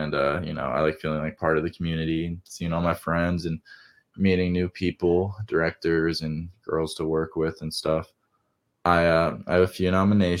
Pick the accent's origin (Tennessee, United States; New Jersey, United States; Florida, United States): New Jersey, United States; I grew up in the Appalachian Mountains in New Jersey